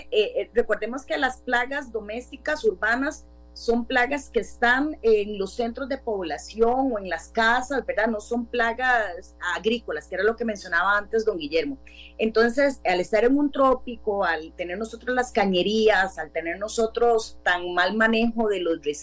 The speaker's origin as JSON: {"language": "Spanish", "town": "Grecia", "region": "Alajuela", "country": "Costa Rica", "said": "yo soy de Grecia y tenemos truenos y relámpagos ahorita."}